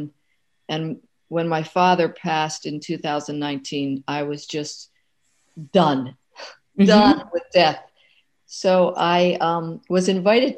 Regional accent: Maryland, United States; moved away; my hometown, Maryland

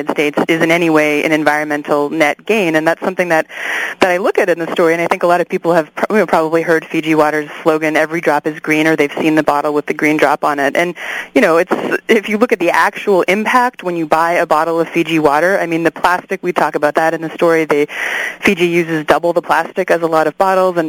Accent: Canada; also born or lived in Vancouver, Canada; I'm Canadian, so I was going to university in Vancouver in Canada

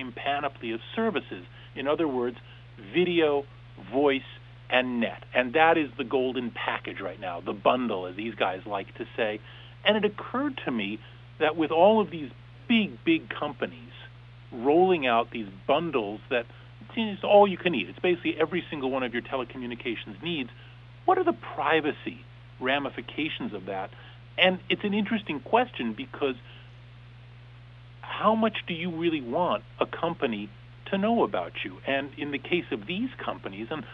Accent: Southern California, United States; also born or lived in San Francisco / Sydney / Bangkok; I grew up in Southern California

